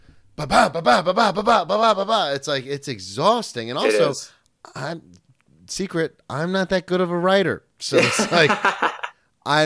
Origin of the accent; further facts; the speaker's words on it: the South, United States; now in New York, United States; when I came from the South to New York, I'm a storyteller.